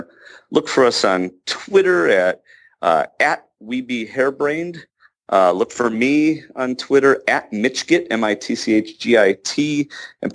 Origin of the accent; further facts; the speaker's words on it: Chicago, Illinois, United States; moved away as an adult; I'm from Chicago